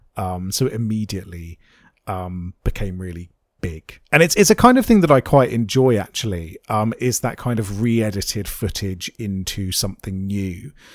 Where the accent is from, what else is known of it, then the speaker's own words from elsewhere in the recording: United Kingdom; I am in fact an old British man.